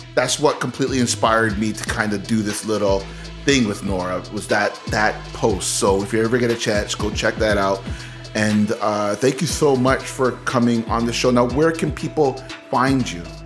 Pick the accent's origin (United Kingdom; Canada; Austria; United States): Canada; this is a Canadian show, that we're Canadian